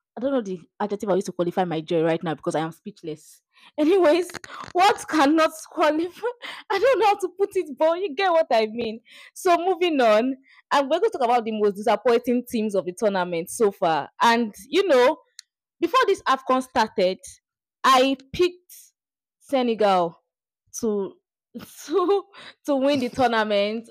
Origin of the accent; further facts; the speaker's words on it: Nigeria; my beloved country